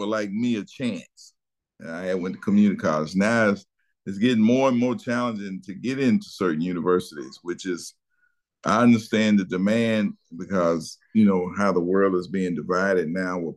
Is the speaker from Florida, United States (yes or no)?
no; Charlotte, North Carolina, United States; I grew up in Charlotte, North Carolina